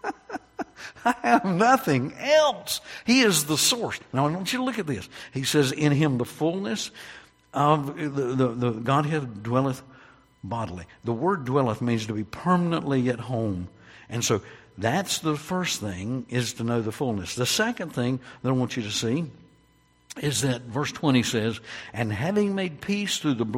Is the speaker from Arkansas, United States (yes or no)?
no; North Carolina, United States; I was born in North Carolina